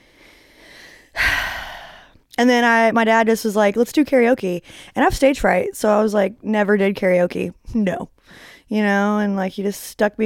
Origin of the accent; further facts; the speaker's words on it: Arlington, Texas, United States; also born or lived in Memphis, Tennessee; now in Dallas, United States; I was born in Dallas over there in Parkland. And then I moved to Memphis, Tennessee, North Fraser